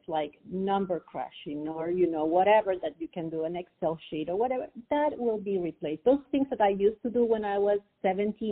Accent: Peru; I'm Peruvian, so I was born and raised in Peru.

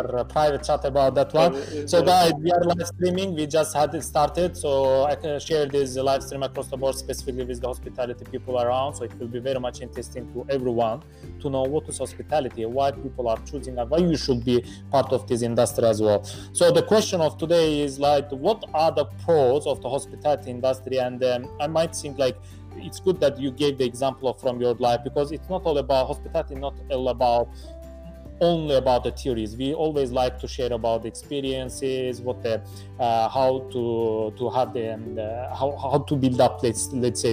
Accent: Baku, Azerbaijan; moved away; I was originally from Azerbaijan, in Baku, in my country.

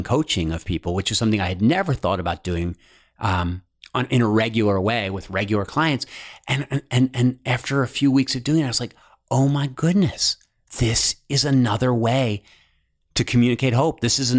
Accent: East Coast, United States; also born or lived in Cincinnati / Los Angeles; I'm originally from the East Coast. Okay. Then I lived in Cincinnati for like 9 years, went to LA for 3 years, and just moved back.

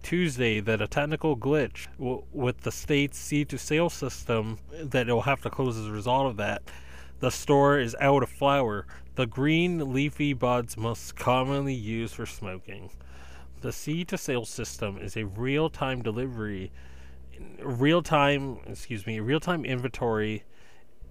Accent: eastern Massachusetts, United States; in eastern Massachusetts in my hometown county that I live

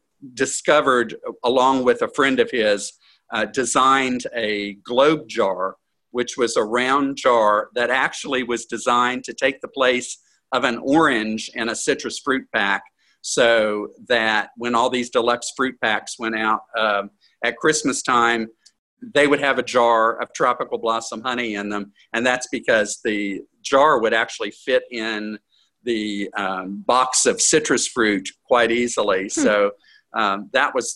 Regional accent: Edgewater, Florida, United States; also born or lived in Gainesville, Florida; I moved back here to Edgewater from Gainesville in 1976.

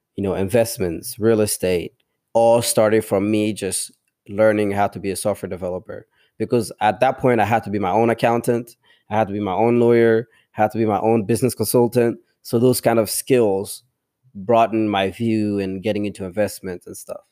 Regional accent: DR Congo; first language tribal languages; English is a second language; now in United States; I grew up in the village

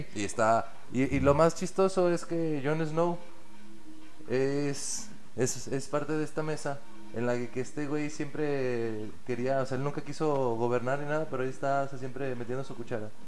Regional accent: Mexico; nosotros como mexicanos

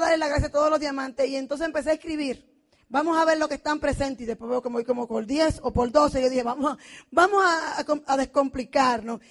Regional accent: Dominican Republic; moved away as an adult; now in United States; Soy dominicana, vengo de la tierra del merengue

